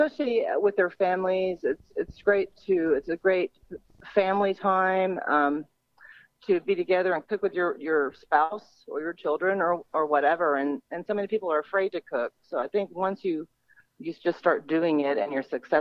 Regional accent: Texas, United States; we're from Texas

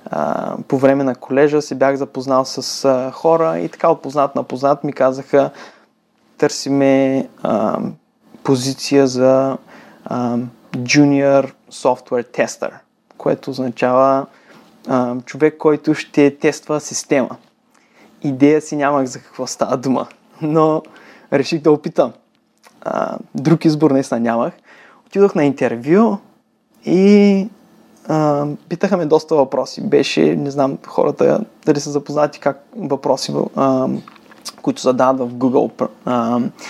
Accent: Varna, Varna Province, Bulgaria; moved away as an adult; now in United States; роден, роден съм във Варна и от 14 години съм в Штатите.

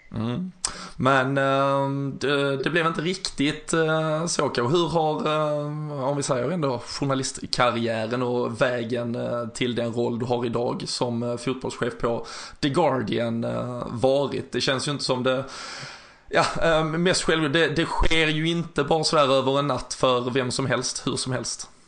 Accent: Malmö, Skåne, Sweden; jag är ju själv från eh, Malmö

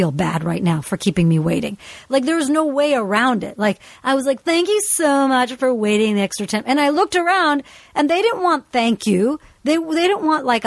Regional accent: United States; fundamentally I grew up in the United States. I am American.

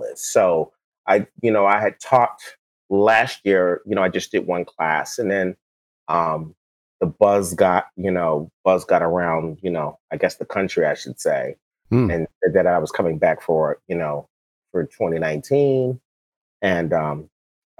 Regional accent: New York, United States; also born or lived in the South; now in California, United States; I'm a New Yorker, but I lived in the South

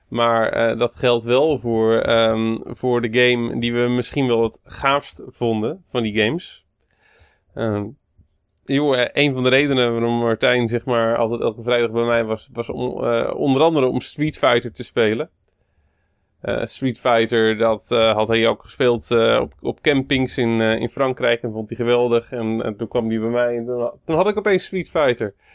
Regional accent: Moordrecht, South Holland, Netherlands; Dijkhuisje was een eh, snackbar in Moordrecht, waar ik opgegroeid ben.

